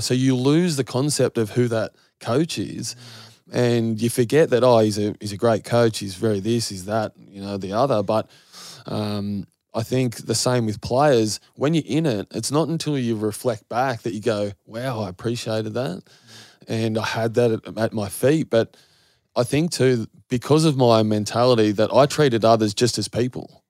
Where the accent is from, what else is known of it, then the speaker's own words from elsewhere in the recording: Goulburn, New South Wales, Australia; growing up in Goulburn